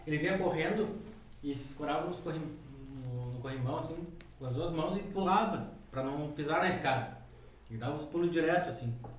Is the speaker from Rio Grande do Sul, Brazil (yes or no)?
yes; Guaíba, Rio Grande do Sul, Brazil; Sou de Guaíba